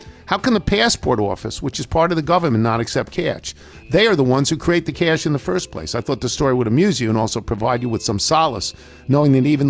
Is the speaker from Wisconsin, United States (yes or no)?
yes; Whitefish Bay, Wisconsin, United States; I'm from Whitefish Bay, Wisconsin.